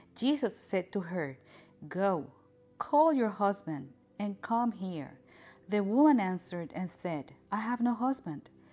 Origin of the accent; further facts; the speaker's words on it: Puerto Rico; I was born in Puerto Rico